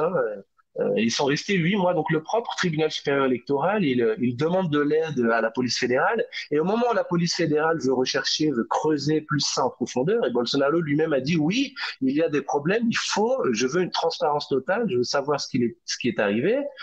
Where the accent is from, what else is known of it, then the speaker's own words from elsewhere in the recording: France; moved away as an adult; now in Brazil; je suis français